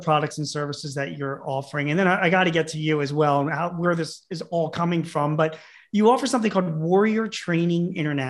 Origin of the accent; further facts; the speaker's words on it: Philadelphia, Pennsylvania, United States; I'm from Philadelphia